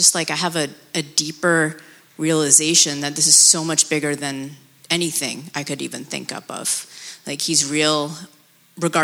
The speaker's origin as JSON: {"language": "English", "country": "United States", "tie": "born or raised there", "also_born_or_lived": "Pakistan / Abu Dhabi", "said": "I was born in Pakistan, and I lived in Abu Dhabi until I was 9, and moved to America around that time period."}